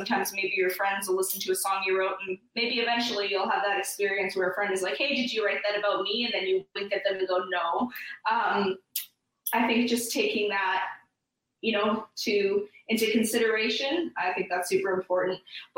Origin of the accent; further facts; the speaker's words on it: Canada; I feel like I feel like because I'm from Canada, I have to call it New Orleans.